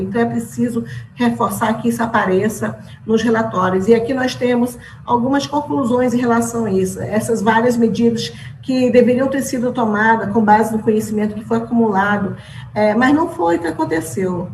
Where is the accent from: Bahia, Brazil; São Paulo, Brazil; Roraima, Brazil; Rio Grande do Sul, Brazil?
Roraima, Brazil; nós da Amazônia, porque eu sou da Amazônia, sou de Roraima